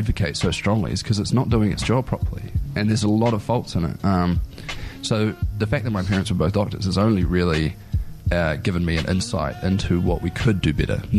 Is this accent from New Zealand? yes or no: yes; Wellington, New Zealand; moved away as an adult; also born or lived in Rotorua; now in Dunedin, New Zealand; I was born in Rotorua, I spent my high school years in Wellington, and I came down here to study, and I've been living in Dunedin ever since.